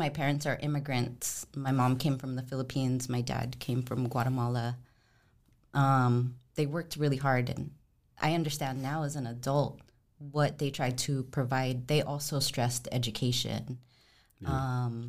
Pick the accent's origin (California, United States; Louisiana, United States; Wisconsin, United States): California, United States; Los Angeles; Yeah, I grew up in LA in the Rampart area.